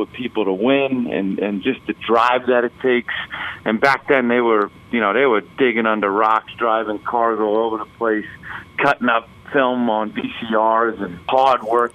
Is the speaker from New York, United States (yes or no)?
yes; Bay Shore, New York, United States; I grew up on Long Island, Bayshore, Long Island, and played youth soccer there